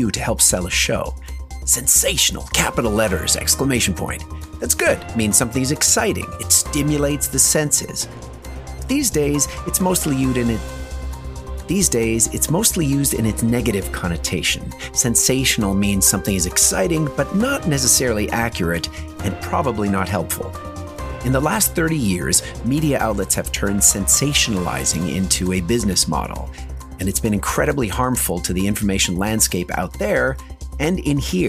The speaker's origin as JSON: {"language": "English", "town": "Montreal", "region": "Quebec", "country": "Canada", "tie": "born or raised there", "said": "my own experience as a Gen X growing up in Montreal at the intersection of two cultures, English and French"}